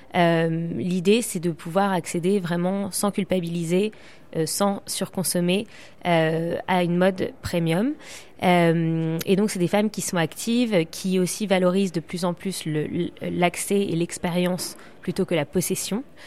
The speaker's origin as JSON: {"language": "French", "town": "Paris", "region": "Île-de-France", "country": "France", "moved": "yes", "lives_now": "London, United Kingdom", "said": "je suis plus à Londres qu'à Paris, mais je suis parisienne"}